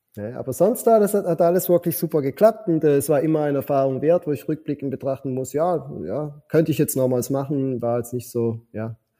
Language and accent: German; Switzerland; moved away as an adult; now in Philippines; ich bin ein Schweizer